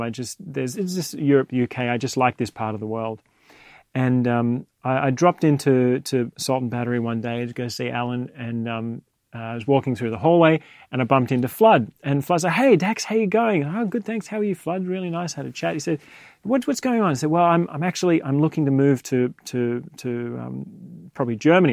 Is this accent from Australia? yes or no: yes; Australia; now in London, United Kingdom; I was born in Australia, raised there.